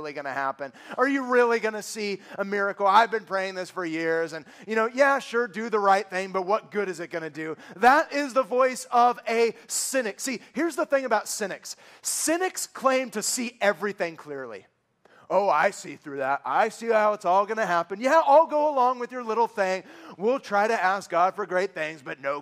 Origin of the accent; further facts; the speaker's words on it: San Francisco Bay Area, California, United States; born and raised in the San Francisco Bay Area, which breeds cynics